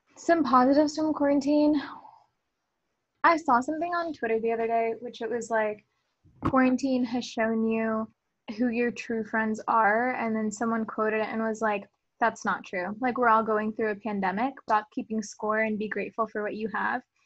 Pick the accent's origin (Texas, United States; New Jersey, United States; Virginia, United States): Texas, United States; Colleyville; also born or lived in Grapevine, Texas; I am from Colleyville, Texas